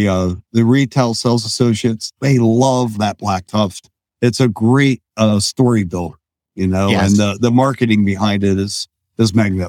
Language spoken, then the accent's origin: English; United States; I'm from the US.